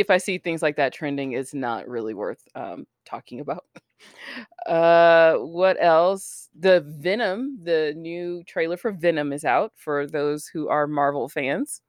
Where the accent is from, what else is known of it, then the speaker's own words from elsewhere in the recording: United States; as an American